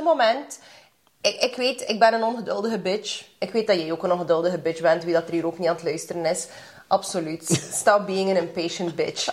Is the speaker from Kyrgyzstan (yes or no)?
yes; Kyrgyzstan; now in Belgium; ik ben van Kyrgyzstan